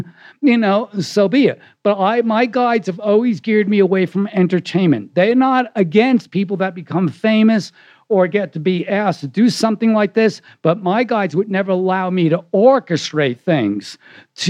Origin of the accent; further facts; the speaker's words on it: New York, United States; I'm from New York